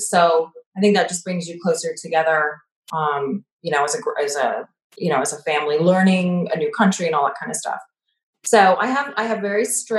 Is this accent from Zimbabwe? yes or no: no; Canada; moved away as an adult; also born or lived in Montreal; now in United States; And, I grew up in Canada, and then, my parents later moved to the US, and I was in university at the time. So I stayed and went to McGill. I was in Montreal.